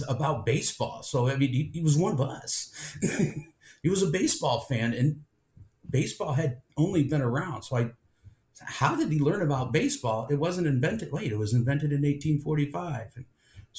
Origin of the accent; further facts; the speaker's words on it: Cleveland, Ohio, United States; also born or lived in Avon Lake, Ohio; I grew up in Cleveland